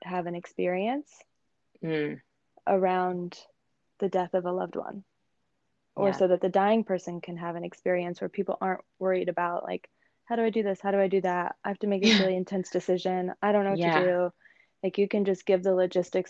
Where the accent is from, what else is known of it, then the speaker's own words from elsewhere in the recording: Arizona, United States; I grew up in Arizona.